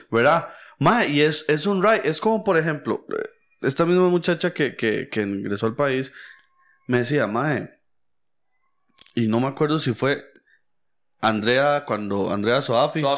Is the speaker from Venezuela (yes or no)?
no; Costa Rica; yo soy hijo de inmigrante